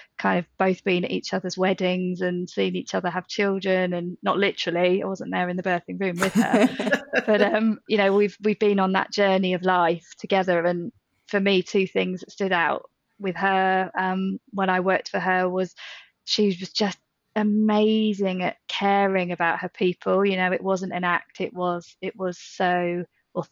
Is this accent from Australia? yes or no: no; Midlands, United Kingdom; moved away; also born or lived in North of England; I grew up in the Midlands, but I lived up north for maybe 10, 11 years